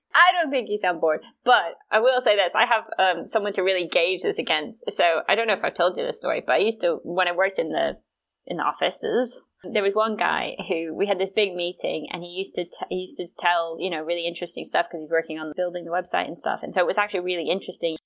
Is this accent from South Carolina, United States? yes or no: yes; South Carolina, United States; I'm from South Carolina